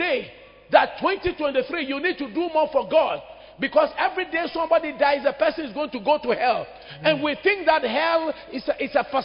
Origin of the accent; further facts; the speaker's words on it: Accra, Greater Accra, Ghana; When I was a young boy on Accra High Street there, Barclays Bank area, now it's called Absa